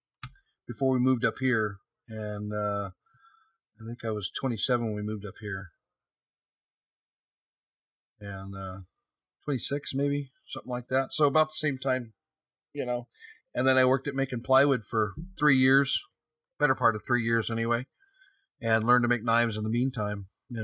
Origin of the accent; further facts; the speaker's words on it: San Jose, California, United States; also born or lived in Sunnyvale, California; I was born and raised in San Jose, California, Sunnyvale, California.